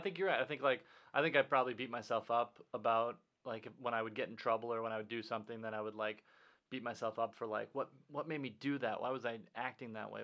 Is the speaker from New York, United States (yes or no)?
no; Minnesota, United States; growing up in Minnesota